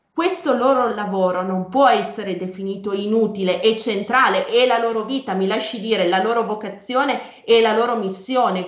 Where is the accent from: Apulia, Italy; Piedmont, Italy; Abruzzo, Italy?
Piedmont, Italy; Io sono piemontese